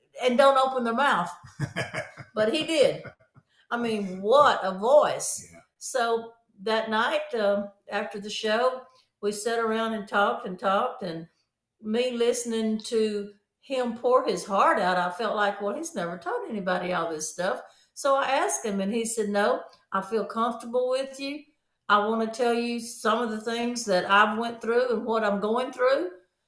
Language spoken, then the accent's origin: English; Shreveport, Louisiana, United States; I'm from Shreveport, Louisiana, an old country girl